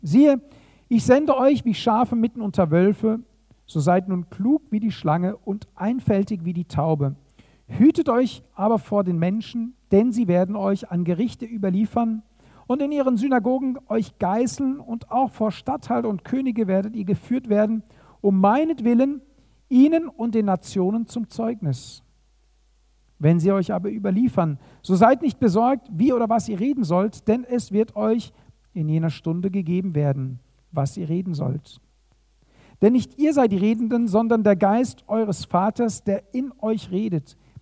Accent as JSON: {"language": "German", "country": "Germany", "said": "hier bei uns in Deutschland"}